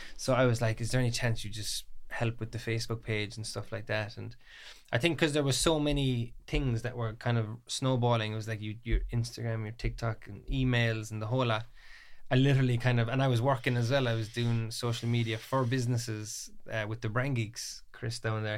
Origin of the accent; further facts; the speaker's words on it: Ballymac, Munster, Ireland; I'm twenty-three, I'm from Kerry, Ballymacc.